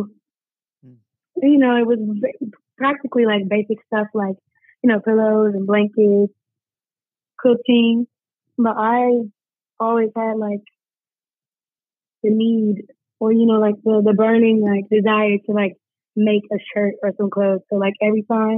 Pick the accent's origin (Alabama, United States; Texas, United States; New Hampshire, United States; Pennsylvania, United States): Alabama, United States; Madison; I am from Madison, Alabama. You know, born and raised. Not born, but raised, for sure.